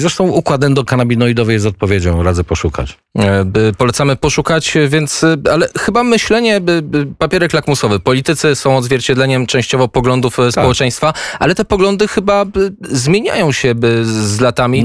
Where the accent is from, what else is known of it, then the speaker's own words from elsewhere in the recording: near Kielce, Świętokrzyskie Voivodeship, Poland; Wychowywałem się na polach konopnych pod Kielcami